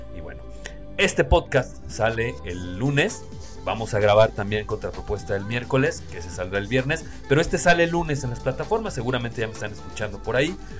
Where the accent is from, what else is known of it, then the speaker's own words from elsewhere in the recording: Mexico; como mexicanos